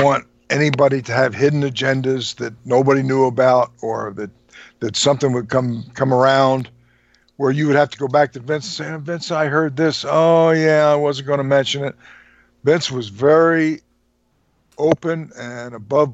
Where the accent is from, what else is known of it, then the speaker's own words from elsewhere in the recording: New Jersey, United States; moved away; I was born and raised in New Jersey, I was originally from that area